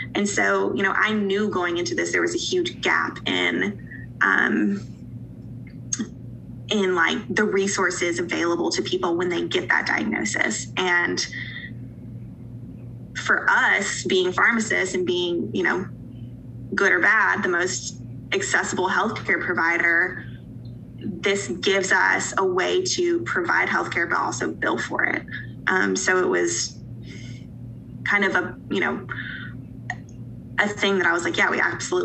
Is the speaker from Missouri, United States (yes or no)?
no; Asheville, North Carolina, United States; moved away as an adult; now in Eastern Tennessee, United States; I'm from a city in Western North Carolina called Asheville